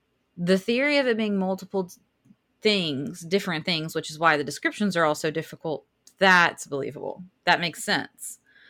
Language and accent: English; Southern United States, United States; We are allowed to do this because we're from the South.